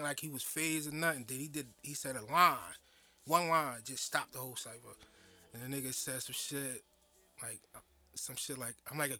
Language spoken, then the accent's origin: English; Jersey City, New Jersey, United States; I'm from Jersey City, born and raised. I ain't been no other place.